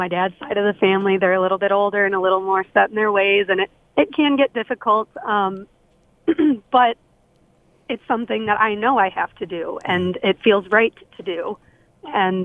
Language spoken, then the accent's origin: English; Howell, Michigan, United States; I grew up in Howell, which, for those of you that don't know, it's a very, very highly white population there